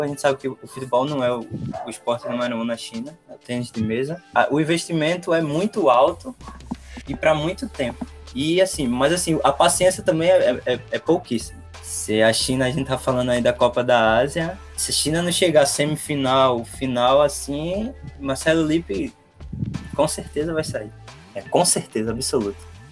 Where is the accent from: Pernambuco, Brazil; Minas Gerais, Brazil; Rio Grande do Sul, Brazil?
Pernambuco, Brazil; Recife; eu sou de Recife, eu acho que já deu para notar pelo sotaque. Sou nascido e criado no Recife